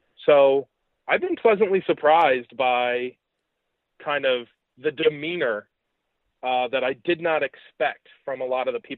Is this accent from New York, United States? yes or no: yes; New York, United States; where are you from? And I said, New York.